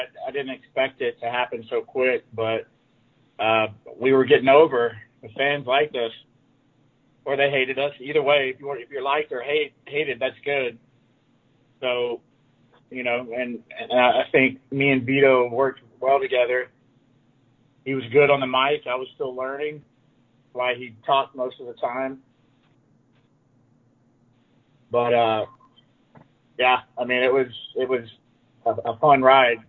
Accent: Atlanta, Georgia, United States; now in Phoenix, United States; I live in Phoenix and I'm from Atlanta

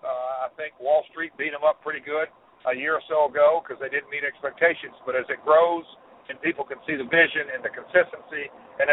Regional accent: Nashville, Tennessee, United States; I'm from Nashville and around the music business quite a bit

